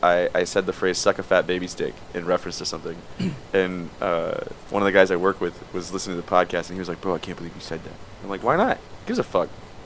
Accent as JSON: {"language": "English", "town": "Miami", "region": "Florida", "country": "United States", "tie": "born or raised there"}